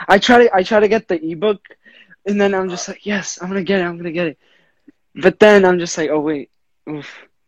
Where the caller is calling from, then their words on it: Rhode Island, United States; I'm 16 years old, about to turn 17 July 31st. I'm coming from Rhode Island.